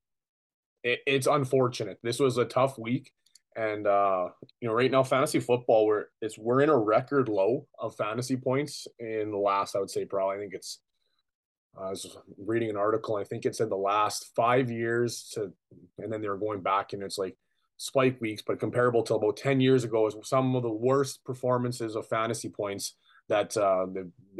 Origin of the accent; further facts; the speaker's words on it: Saskatchewan, Canada; growing up in Saskatchewan